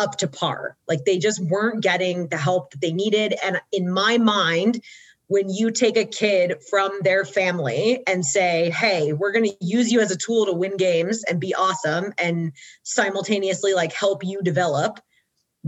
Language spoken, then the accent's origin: English; Georgia, United States; I'm born and raised in Georgia